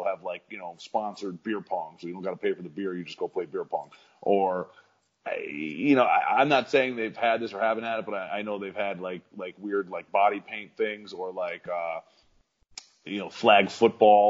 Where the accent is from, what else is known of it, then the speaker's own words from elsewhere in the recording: Long Island, New York, United States; also born or lived in Port Jefferson Station / Rocky Point; I am from Long Island